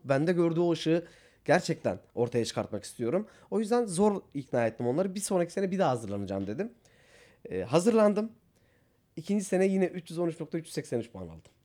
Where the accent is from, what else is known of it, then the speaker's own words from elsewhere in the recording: Batman, Batman Province, Turkey; moved away as an adult; also born or lived in Van; ben Batmanlıyım aslen. Ee, Van'da yaşamıyor ailem. Batman'da yaşıyorlar.